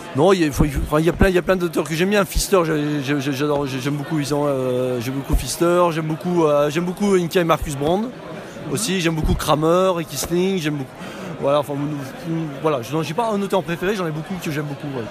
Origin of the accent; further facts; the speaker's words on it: Paris, Île-de-France, France; je viens de Paris